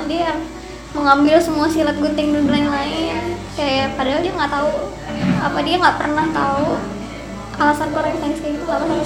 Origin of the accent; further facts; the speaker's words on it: Jakarta, Indonesia; aku dari Jakarta